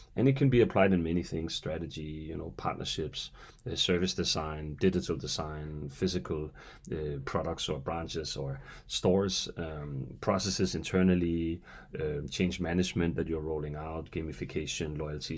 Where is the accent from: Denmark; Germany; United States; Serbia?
Denmark; I hail from Denmark